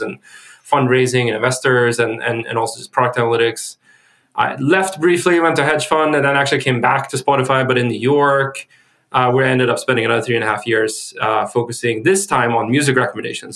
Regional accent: Sweden; I'm from Sweden.

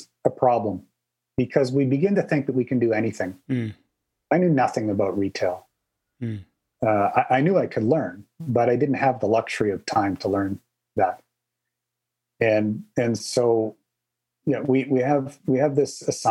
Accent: Canada; I'm Canadian

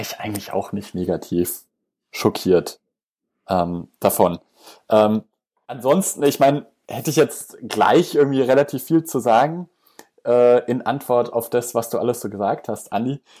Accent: Germany; bei uns in Deutschland

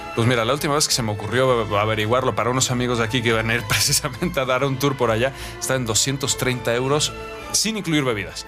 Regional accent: Mexico; moved away as an adult; also born or lived in Catalonia, Spain; como mexicano

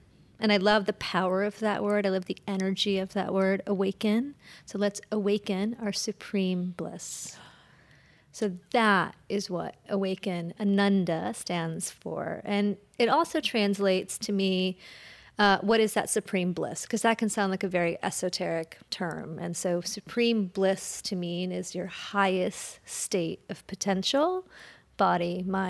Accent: Columbus, Ohio, United States; also born or lived in India; But my family moved here when I was 5, and then I was raised in Columbus, Ohio, in a very dualistic world, right?

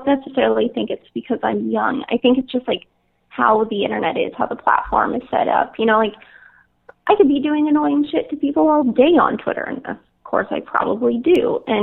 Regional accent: California, United States; moved away as an adult; also born or lived in San Francisco; now in New York, United States; I'm from California

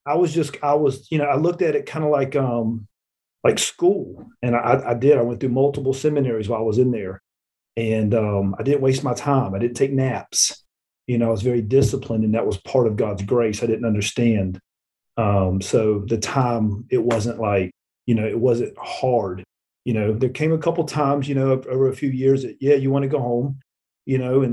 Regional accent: Florida, United States; moved away as an adult; now in Alabama, United States; I'm from Florida

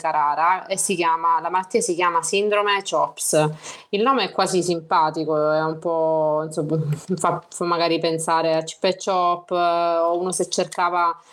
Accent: Reggio Calabria, Calabria, Italy; ho 35 anni appena compiuti, giusto ieri, eh, sono originaria di una città mh, della Calabria, Reggio Calabria

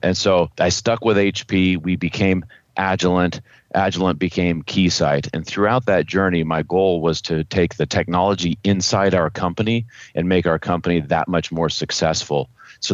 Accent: Los Alamos, New Mexico, United States; I grew up in Los Alamos, New Mexico

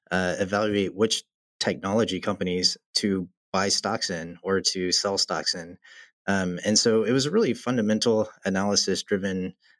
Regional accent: the South, United States; it's quite different culturally than growing up in the South.

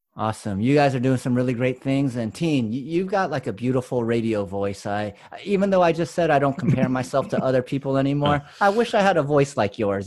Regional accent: United States; we grew up on the West and East Coast, like, we're in multicultural areas

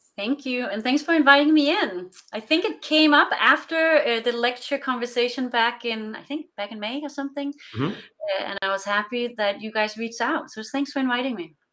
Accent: Denmark; moved away as an adult; also born or lived in Europe; now in West Coast, United States; I'm originally from Denmark. I'm Danish

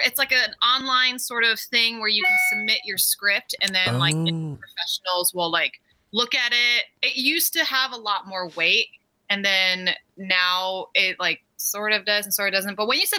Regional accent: Orange County, California, United States; also born or lived in New York; I'm at the house I grew up in Orange County, the OC.

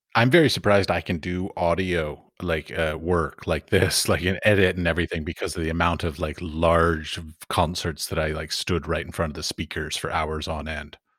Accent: Washington, District of Columbia, United States; I grew up in Washington, D C

